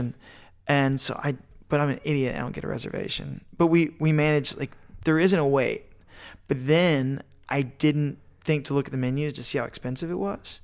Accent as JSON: {"language": "English", "town": "Fort Worth", "region": "Texas", "country": "United States", "said": "I'm from Fort Worth"}